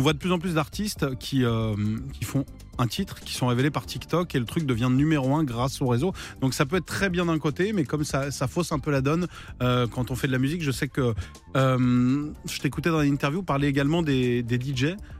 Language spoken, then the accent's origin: French; Vendée, Pays de la Loire, France; je viens de Vendée